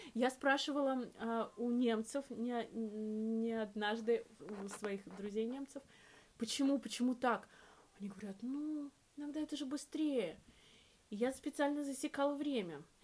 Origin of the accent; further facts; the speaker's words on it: Russia; moved away as an adult; now in Berlin, Germany; я девочка из России